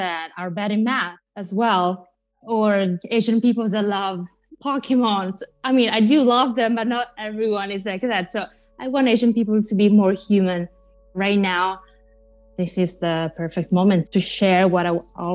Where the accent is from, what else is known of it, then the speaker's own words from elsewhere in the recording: Italy; accent: Italian; English is a second language; moved away as an adult; also born or lived in New York; now in Los Angeles, United States; I grew up watching MTV in Italy